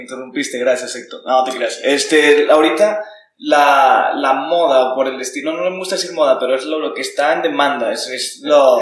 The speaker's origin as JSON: {"language": "Spanish", "country": "Mexico", "said": "nosotros como mexicanos"}